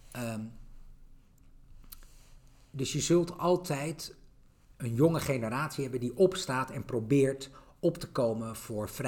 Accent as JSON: {"language": "Dutch", "country": "Netherlands", "said": "ik kom uit Nederland."}